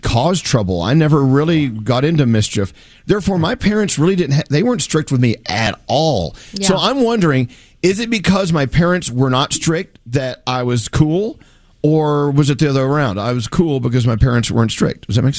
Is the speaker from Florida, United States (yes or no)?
no; Texas, United States; now in New York, United States; growing up in Texas